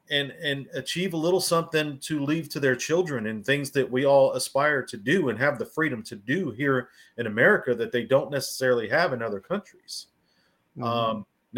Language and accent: English; Miami, Florida, United States; moved away; I grew up in Miami